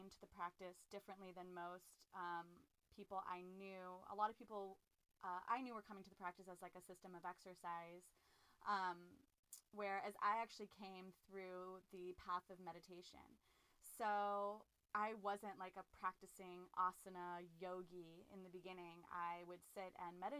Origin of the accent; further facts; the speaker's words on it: Los Angeles, California, United States; I am a LA native, born and raised in Los Angeles, California.